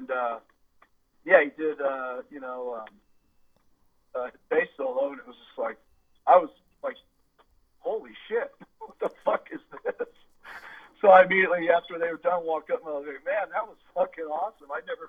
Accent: Castro Valley, California, United States; we grew up in Castor Valley

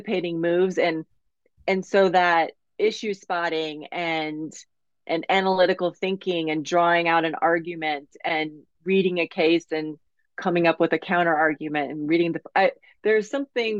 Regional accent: Colorado Springs, Colorado, United States; moved away as an adult; also born or lived in Kansas; growing up in Colorado Springs

